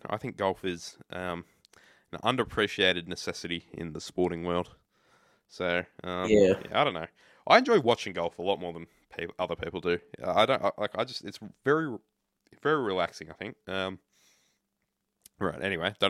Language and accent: English; Australia; I'm Australian? It's not like I'm English.